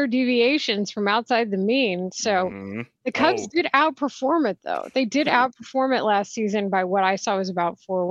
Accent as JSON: {"language": "English", "region": "Texas", "country": "United States", "tie": "born or raised there", "said": "I grew up in Texas"}